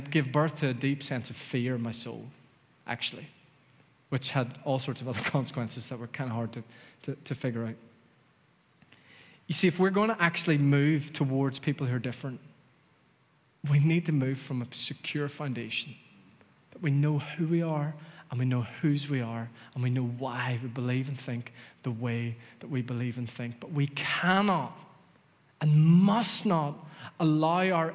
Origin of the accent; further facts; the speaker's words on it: Dromore, Northern Ireland, United Kingdom; moved away as an adult; also born or lived in Los Angeles; growing up in Dromore, God and Jesus were kind of synonymous